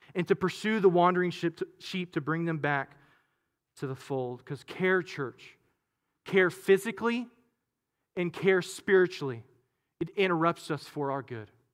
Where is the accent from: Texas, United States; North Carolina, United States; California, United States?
Texas, United States; Katy; I grew up in Katy, but we had some land out in, uh, in, in, in Waller, uh, area, really Hempstead, really Monaville